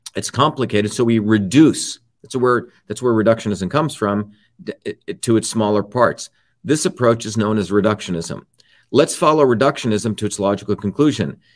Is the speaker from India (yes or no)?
yes; India; moved away; the village that I grew up in India